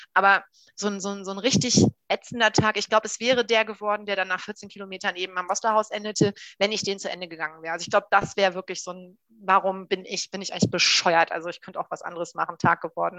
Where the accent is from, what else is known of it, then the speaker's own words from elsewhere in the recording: Hamburg, Germany; ich komme aus Hamburg.